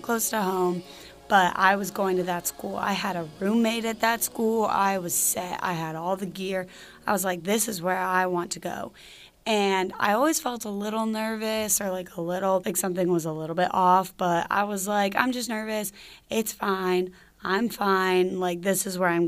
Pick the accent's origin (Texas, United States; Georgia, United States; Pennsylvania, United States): Georgia, United States; Marietta; I am from Atlanta, specifically Marietta